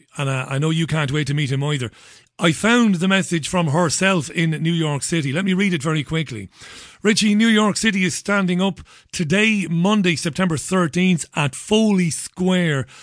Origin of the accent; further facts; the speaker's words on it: Ireland; now in United Kingdom; I'm an Irishman living in the U K